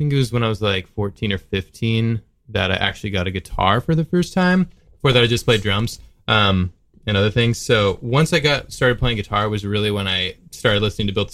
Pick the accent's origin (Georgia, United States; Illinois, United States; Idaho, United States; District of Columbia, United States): Idaho, United States; Boise; I grew up in Boise, Idaho